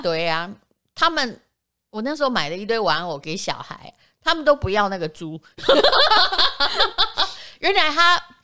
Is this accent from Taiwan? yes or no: yes; Yilan County, Taiwan; 我是宜兰人